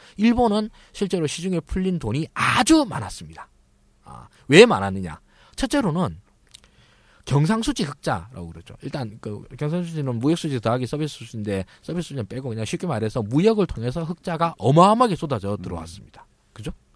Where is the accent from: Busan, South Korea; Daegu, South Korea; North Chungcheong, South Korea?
Daegu, South Korea; moved away; 제가 이제 고향이 대구인데요.